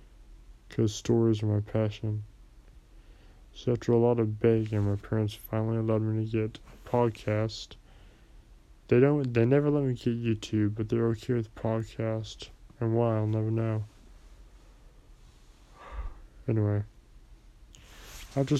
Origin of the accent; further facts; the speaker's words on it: United States; me being an American citizen